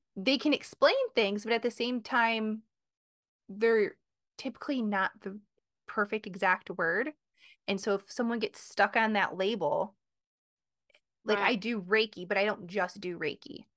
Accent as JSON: {"language": "English", "region": "Michigan", "country": "United States", "moved": "yes", "lives_now": "Connecticut, United States", "said": "I'm from Michigan. I live in Connecticut"}